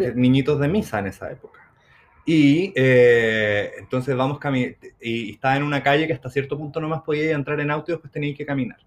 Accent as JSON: {"language": "Spanish", "country": "Chile", "said": "nosotros como buenos chilenos nos sentábamos afuera porque fumábamos."}